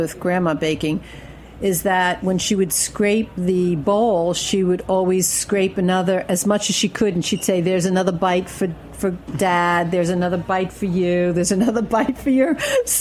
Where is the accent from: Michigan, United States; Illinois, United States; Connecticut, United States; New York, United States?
New York, United States; Brooklyn; moved away as an adult; Brooklyn, of course. Ocean Avenue, Erasmus Hall.